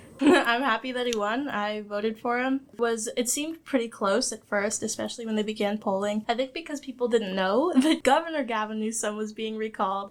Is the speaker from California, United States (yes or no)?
yes; California, United States; I'm a proud California resident